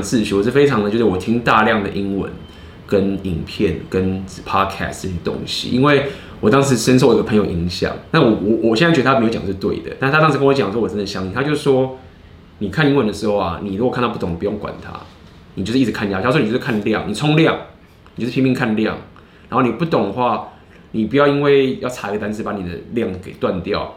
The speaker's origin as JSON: {"language": "Chinese", "country": "Taiwan", "said": "我是台湾人"}